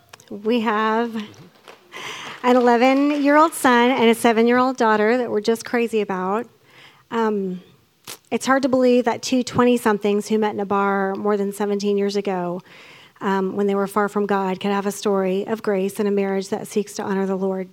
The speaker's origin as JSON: {"language": "English", "town": "Alexandria", "region": "Virginia", "country": "United States", "tie": "born or raised there", "also_born_or_lived": "Austin, Texas", "said": "I was born in Austin, and 2 years later, my sister was born. When I was 4, my family moved to Alexandria, Virginia for my dad's job."}